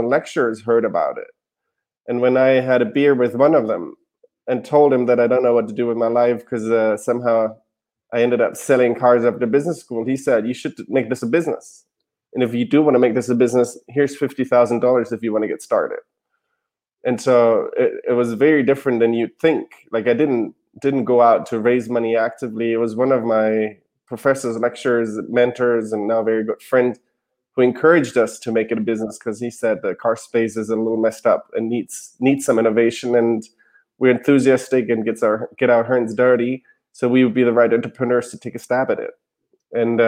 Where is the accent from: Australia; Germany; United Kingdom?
Germany; English is a second language; moved away as an adult; now in United States; So I'm from Germany originally. I moved to the US in 2011 to go to business school